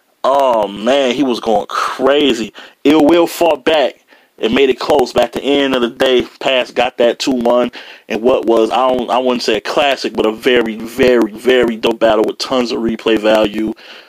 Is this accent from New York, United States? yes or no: no; Detroit, Michigan, United States; He was trying to say Detroit, but I'm from Detroit.